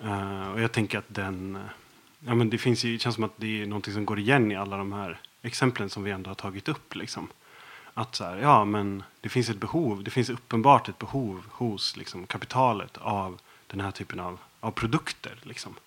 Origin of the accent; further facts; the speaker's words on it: Dalarna County, Sweden; jag är uppvuxen i Dalarna